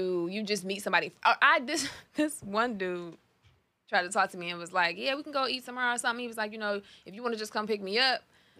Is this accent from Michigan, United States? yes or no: yes; Detroit, Michigan, United States; moved away as an adult; now in Los Angeles, United States; I think I'm so used to a Detroit dude.